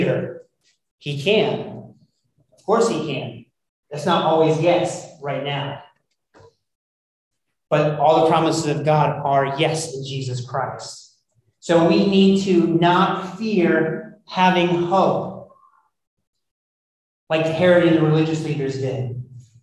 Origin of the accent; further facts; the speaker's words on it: United States; being an American